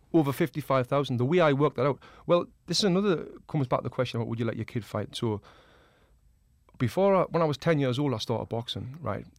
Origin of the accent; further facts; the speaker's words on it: the north of England, United Kingdom; now in Los Angeles, United States; I'm from the north of England.